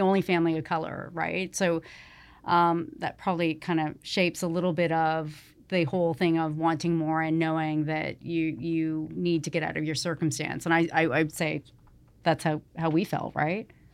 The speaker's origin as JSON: {"language": "English", "town": "Toronto", "region": "Ontario", "country": "Canada", "tie": "born or raised there", "also_born_or_lived": "Atlanta, Georgia, United States", "said": "we grew up in Rexdale"}